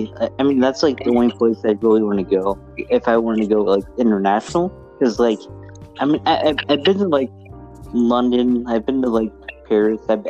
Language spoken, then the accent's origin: English; India; No. I'm Indian. How am I going to make fun of anyone else's accent?